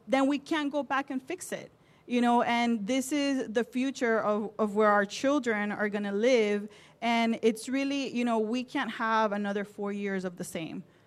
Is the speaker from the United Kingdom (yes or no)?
no; Nicaragua; now in Miami, United States; I am from Nicaragua and I grew up in a farm.